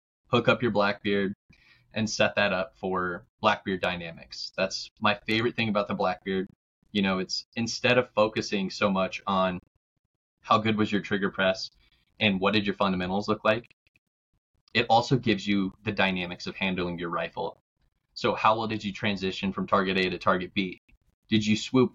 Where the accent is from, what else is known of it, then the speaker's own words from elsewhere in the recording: Black Hills of South Dakota, United States; I grew up in the Black Hills of South Dakota